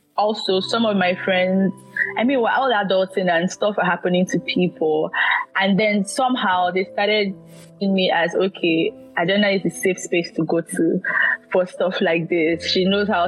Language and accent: English; Nigeria; I'm a Nigerian